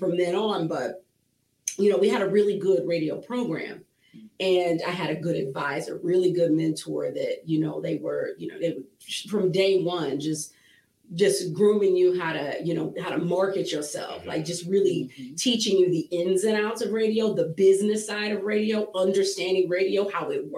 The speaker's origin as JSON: {"language": "English", "town": "Akron", "region": "Ohio", "country": "United States", "tie": "born or raised there", "moved": "as an adult", "lives_now": "Toledo, United States", "said": "So, I moved here in 2005, so I'm from Akron"}